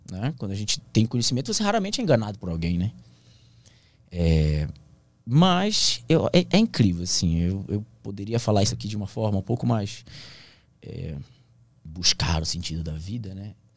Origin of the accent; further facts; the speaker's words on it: Santarém, Pará, Brazil; moved away as an adult; also born or lived in Brasília / Bragança Paulista; Santarém, minha cidade natal